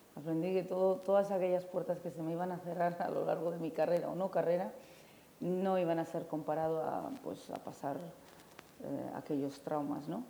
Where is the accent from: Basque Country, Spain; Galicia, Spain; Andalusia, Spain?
Basque Country, Spain; San Sebastián; now in Fez, Morocco; yo nací en San Sebastián